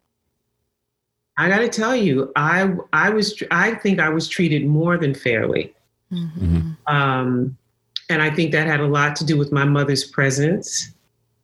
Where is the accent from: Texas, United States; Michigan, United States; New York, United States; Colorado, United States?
New York, United States; New Rochelle; I grew up in the suburbs, New Rochelle